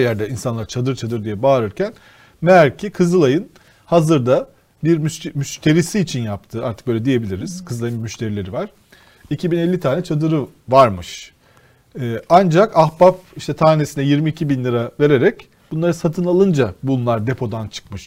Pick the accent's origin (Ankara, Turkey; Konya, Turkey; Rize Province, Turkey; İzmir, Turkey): Rize Province, Turkey; Mesela ben Rizeliyim.